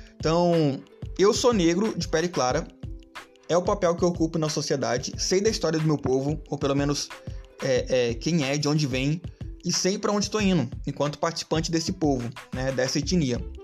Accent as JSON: {"language": "Portuguese", "country": "Brazil"}